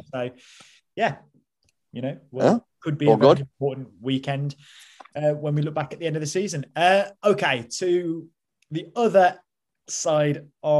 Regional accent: Staffordshire, West Midlands, United Kingdom; now in London, United Kingdom; But like we grew up in Staffordshire

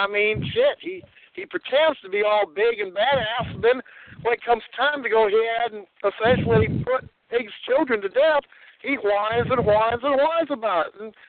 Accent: Southwest Missouri, United States; also born or lived in Central South Dakota; When we were 7, we moved from South Dakota to get away from that bitch Jenny, and we moved to Southwest Missouri

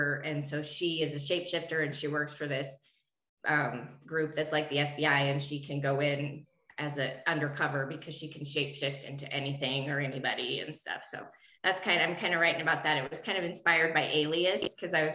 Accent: Montana, United States; moved away; also born or lived in southwestern United States; I'm originally from Montana. I haven't lived in Montana for like almost 32 years now

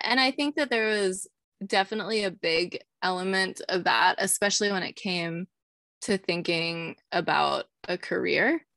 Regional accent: Eastern Montana, United States; I was raised in Eastern Montana

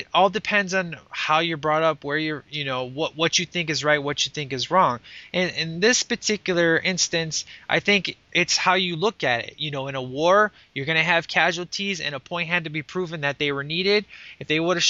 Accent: Chicago, Illinois, United States; my hometown

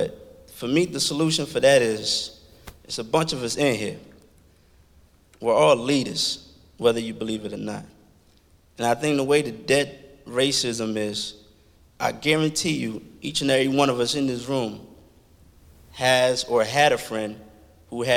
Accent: Washington, D.C. area, Virginia side, United States; also born or lived in Liberia; I'm originally from Africa, Liberia. I grew up in Washington, D.C. area on the Virginia side

